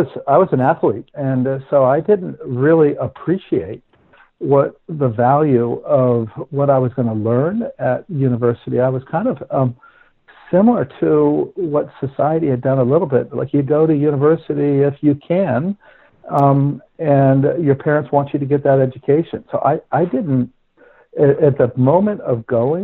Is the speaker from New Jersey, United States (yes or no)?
yes; Princeton, New Jersey, United States; moved away as an adult; also born or lived in London / Dubai; the farmhouse that I grew up in Princeton